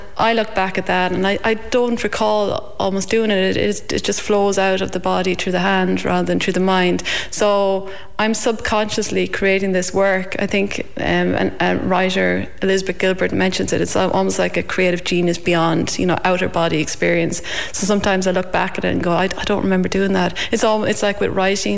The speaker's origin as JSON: {"language": "English", "region": "County Longford", "country": "Ireland", "also_born_or_lived": "Australia", "moved": "as an adult", "lives_now": "Ballinskelligs, Ireland", "said": "I'm originally from Edristown in Longford"}